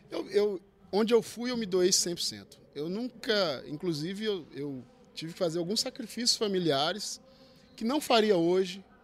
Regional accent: Northeast Region, Brazil; eu tive que me adaptar às condições daqui, o futebol daqui, que eu vim do Nordeste, então futebol diferente, o clima diferente.

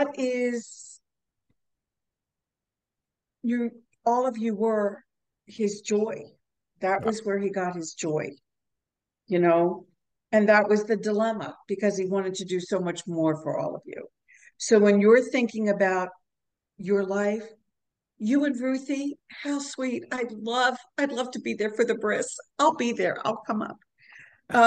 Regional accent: New York, United States; I'm from New York

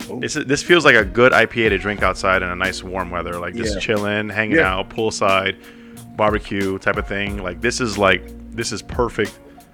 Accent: New York City, New York, United States; the three of us, Joe, and Hector, are native New Yorkers.

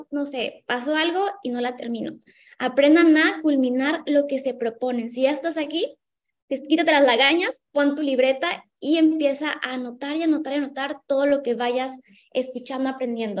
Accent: Ensenada, Baja California, Mexico; moved away as an adult; now in Cancún, Mexico; soy de Ensenada, Baja California, del norte

